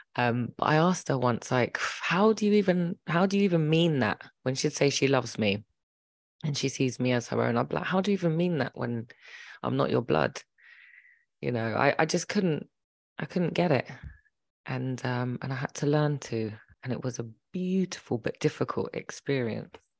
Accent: London, United Kingdom; also born or lived in Birmingham; We lived in Birmingham, m, but they separated and she left to London, um, and started a new life with us

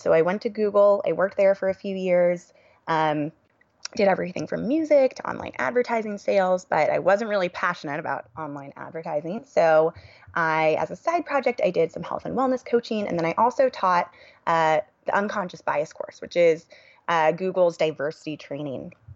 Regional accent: Silicon Valley, California, United States; born and raised in California

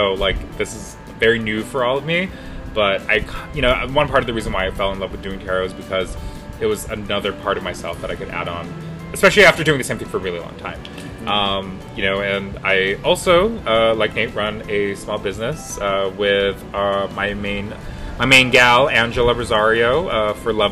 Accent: Guam; We're from Guam.

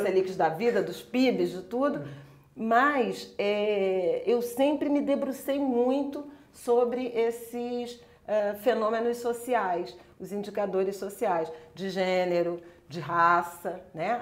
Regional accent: Rio de Janeiro, Brazil; eu sou carioca, de Irajá, crescida em Irajá

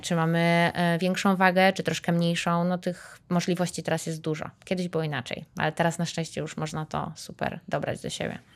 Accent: Warsaw, Masovian Voivodeship, Poland; pomimo że jestem z Warszawy, mieszkam w Warszawie

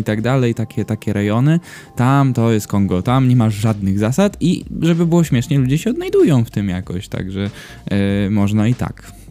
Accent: Gdynia, Pomeranian Voivodeship, Poland; also born or lived in Gdańsk; jestem gdynianin, w sumie to gdańszczanin urodzony, ale gdynianin całe życie

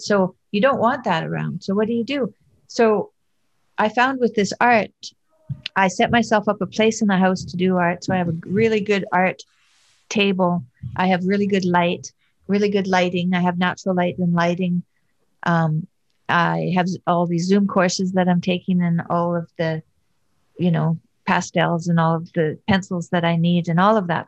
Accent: Fairview, Alberta, Canada; accent: Alberta; also born or lived in Montreal / Boston; now in Toronto, Canada; I'm from Alberta, and yeah. I lived in Montreal, and I lived in Boston, and now I live in Toronto. So my Alberta accent that people say they recognize. Oh, I don't think it's as strong as some of the people that I grew up with that are still there.

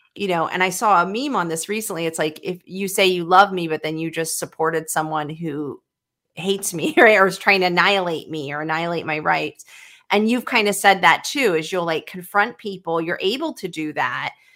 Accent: Sacramento, California, United States; I was brought up in Sacramento

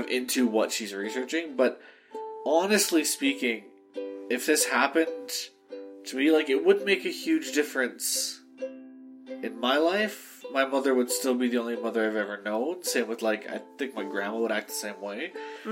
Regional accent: Canada; I'm Canadian

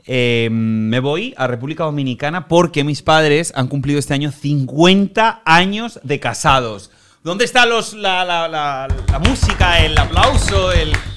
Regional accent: Spain; moved away as an adult; now in Miami, United States; en mi país, en España

